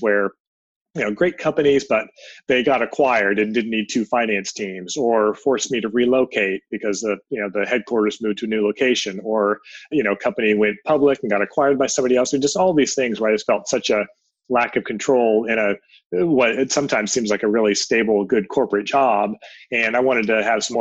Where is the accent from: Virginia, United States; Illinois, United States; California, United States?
California, United States; San Jose; also born or lived in Europe; I grew up in San Jose, went to San Jose State University